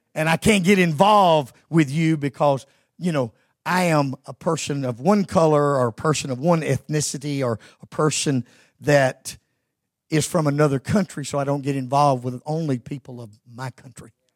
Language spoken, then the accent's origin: English; Georgia, United States; moved away; I was born and raised in Georgia